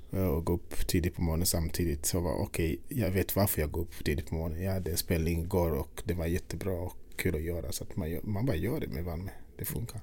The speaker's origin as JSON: {"language": "Swedish", "country": "Uganda", "tie": "born or raised there", "also_born_or_lived": "Sweden", "moved": "yes", "lives_now": "Stockholm, Sweden", "said": "Jag är född i Uganda. Och eh, när jag växte upp på något sätt det var musiken som drog allt"}